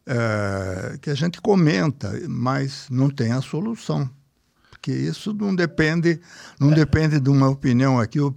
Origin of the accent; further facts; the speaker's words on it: Brazil; Eu sou brasileiro, uma percepção da, da, de média de opinião do povo.